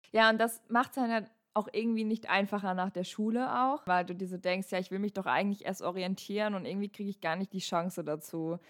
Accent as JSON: {"language": "German", "region": "North Rhine-Westphalia", "country": "Germany", "said": "bei uns in NRW"}